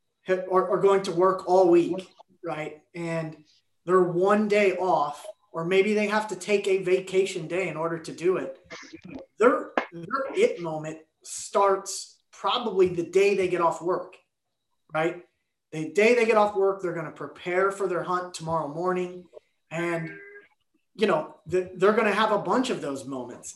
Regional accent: Kansas, United States; I'm from Kansas, so it's, you know, it's as far as possibility as I could be away from the ocean

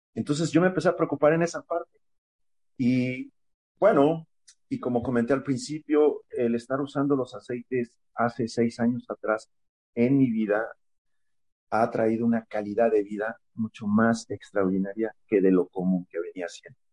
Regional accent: State of Mexico, Mexico; soy de la, del Estado de México

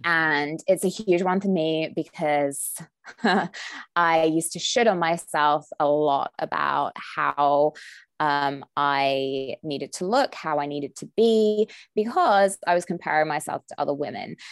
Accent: United Kingdom; moved away as an adult; now in Southern California, United States; when I first moved to Southern California, I'm British

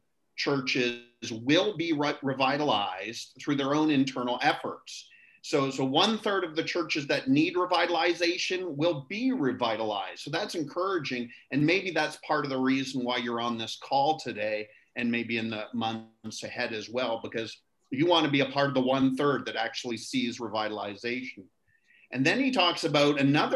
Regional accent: near Toronto, Ontario, Canada; moved away as an adult; also born or lived in Niagara Falls, Ontario; now in Nassau, Bahamas; I was born and raised in Canada near Toronto, Ontario

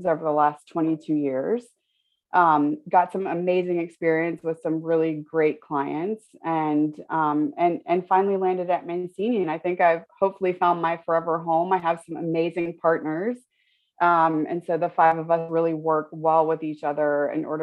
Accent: Florida, United States; moved away; going from where I grew up in Florida and where I was in school in Florida to London

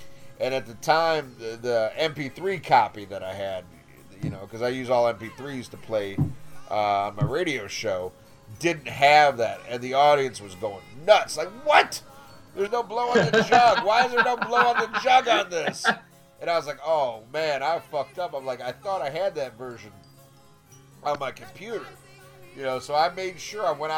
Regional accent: United States; I'm American

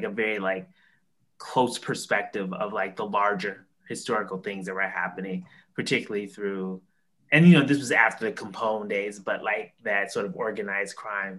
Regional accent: Chicago, Illinois, United States; I grew up in Chicago. Chicago has a very rich, strong Black Catholic tradition. So my grandmother was Catholic and she went to Mass in Latin, and I grew up going to Black Catholic churches.

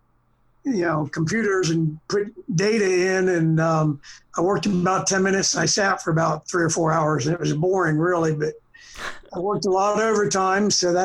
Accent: Boston, Massachusetts, United States; born there; I was born in Boston. My father was from Boston

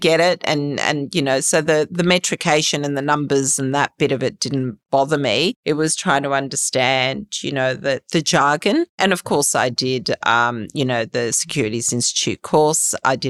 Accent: Australia; Yeah, I love Australia. I'm Australian.

